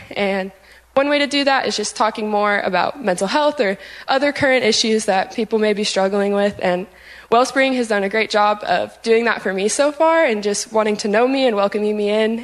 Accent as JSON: {"language": "English", "town": "Cincinnati", "region": "Ohio", "country": "United States", "said": "I'm originally from Cincinnati, Ohio"}